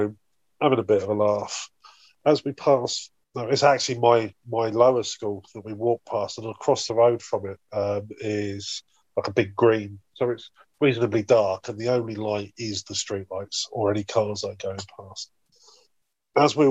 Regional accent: Bedford, East of England, United Kingdom; now in South Wales, United Kingdom; back in my hometown. I'm not from South Wales originally. I'm from Bedford.

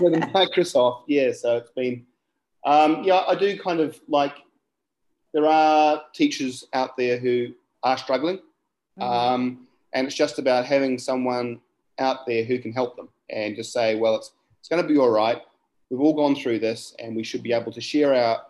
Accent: Gisborne, New Zealand; where I'm from is um, Turanganui or, or, Gisborne, as the English name would be

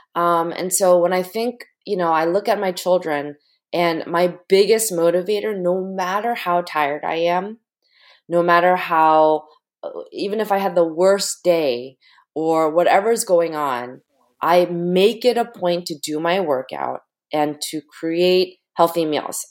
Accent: United States; parents immigrated from Korea. I was born in the United States.

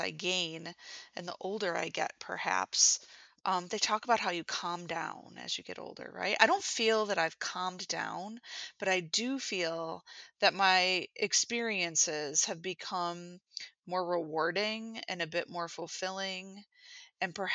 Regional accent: Buffalo, New York, United States; I am from Buffalo, New York, where I am an instructional designer

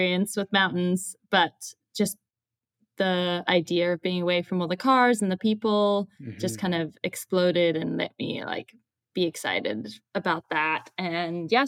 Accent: Zimbabwe; moved away as an adult; now in United States; I am from Zimbabwe.

